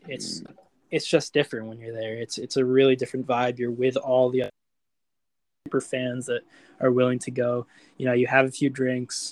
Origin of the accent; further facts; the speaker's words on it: United States; I'm American